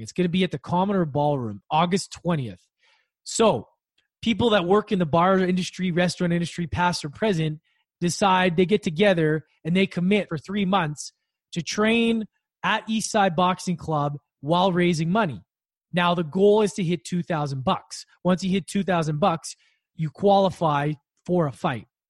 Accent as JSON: {"language": "English", "country": "Canada", "tie": "born or raised there", "said": "I grew up Canada where it's safer"}